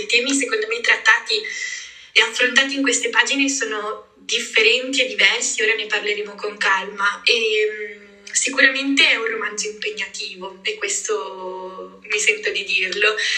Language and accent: Italian; Liguria, Italy; da buona e fedele Liguria